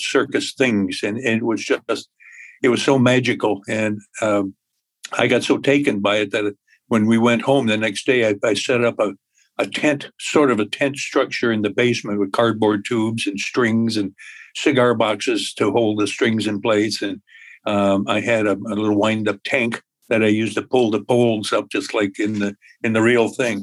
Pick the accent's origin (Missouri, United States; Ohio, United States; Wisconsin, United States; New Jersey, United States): Wisconsin, United States; Appleton; I grew up in Appleton, Wisconsin